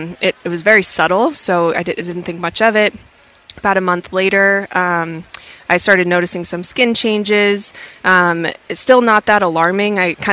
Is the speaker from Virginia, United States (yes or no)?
no; Boston, Massachusetts, United States; I grew up in the Boston area.